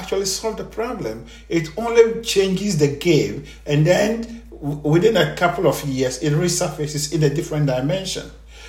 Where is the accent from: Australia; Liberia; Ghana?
Ghana; I am a Ghanaian, born and raised in Ghana.